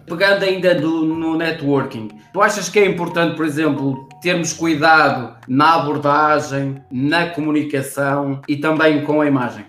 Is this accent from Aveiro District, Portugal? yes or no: yes; São João da Madeira, Aveiro District, Portugal; Eu sou aqui da zona de Espinho, eu sou aqui da zona São João da Madeira